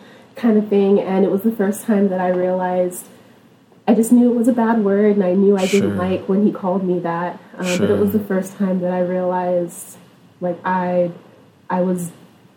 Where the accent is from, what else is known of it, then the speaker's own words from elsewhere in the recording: Stockton, California, United States; I was born and raised in Stockton, California, a little bit, maybe like an hour away from Sacramento.